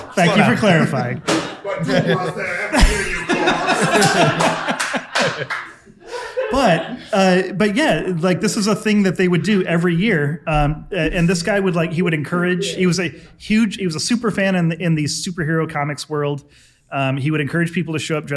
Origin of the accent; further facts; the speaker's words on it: Vermont, United States; This is Rutland, Vermont. This is my home state.